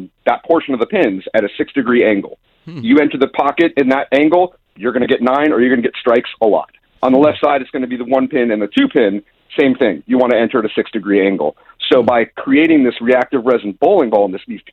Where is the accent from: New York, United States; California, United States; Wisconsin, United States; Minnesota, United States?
California, United States; Ventura County, Southern; Born and raised here in Southern California. Grew up in Ventura County